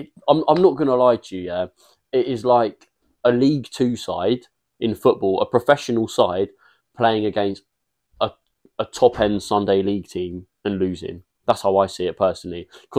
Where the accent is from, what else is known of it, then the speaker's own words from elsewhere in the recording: Liverpool, North West England, United Kingdom; I'm from Liverpool.